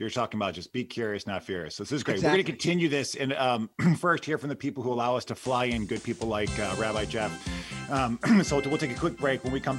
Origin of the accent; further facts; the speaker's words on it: United States; We're Americans, man.